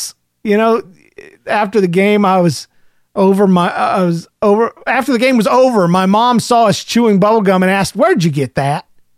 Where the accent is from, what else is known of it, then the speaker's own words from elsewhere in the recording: Indiana, United States; I tell you, I'm from Indiana, and the bees are bad to the bone, but not to me.